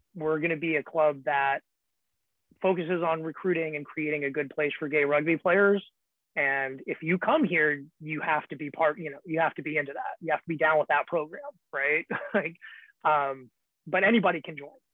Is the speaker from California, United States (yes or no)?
yes; the Bay Area, California, United States; I'm from the Bay Area